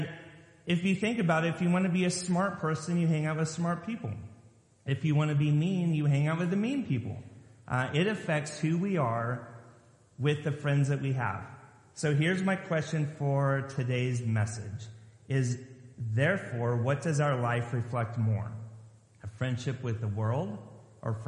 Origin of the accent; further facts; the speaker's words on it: Lompoc, California, United States; moved away as an adult; now in Maryland, United States; Growing up in Lompoc, California, just south of Vandenberg Air Force Base